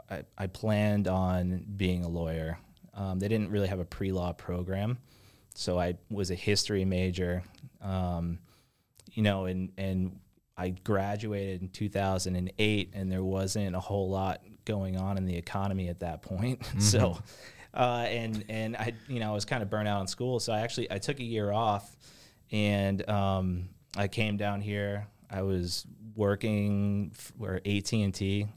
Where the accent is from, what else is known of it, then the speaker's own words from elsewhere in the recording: Marco Island, Florida, United States; also born or lived in Long Island, New York; As you mentioned, I grew up down here. I think I can call myself a local. We moved from Long Island, New York to Marco Island in 1993.